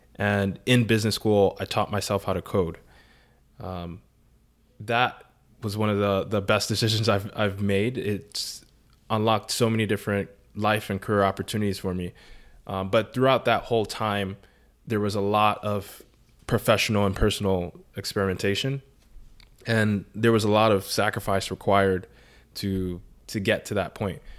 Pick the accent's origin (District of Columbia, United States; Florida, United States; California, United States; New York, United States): New York, United States; New York City; I grew up in the Bronx